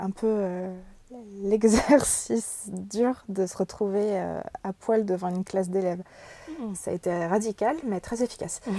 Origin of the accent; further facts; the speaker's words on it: Brittany, France; J'ai grandi en Bretagne, j'ai beaucoup bougé, mais c'est en Bretagne que je suis restée le plus longtemps.